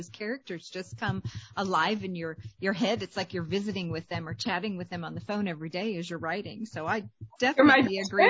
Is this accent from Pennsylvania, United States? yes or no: yes; Pennsylvania, United States; moved away; I grew up in Amish country and I still love going back.